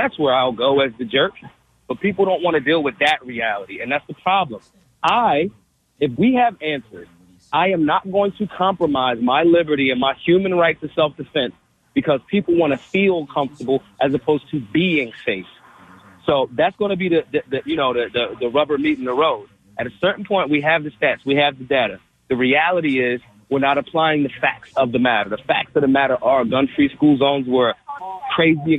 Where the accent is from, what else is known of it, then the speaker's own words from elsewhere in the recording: Philadelphia, Pennsylvania, United States; I'm from North Philly.